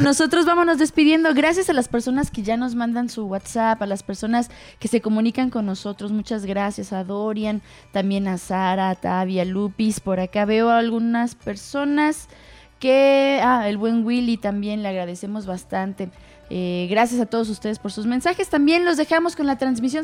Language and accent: Spanish; Mexico; dentro de nuestra cultura eh, como mexicanos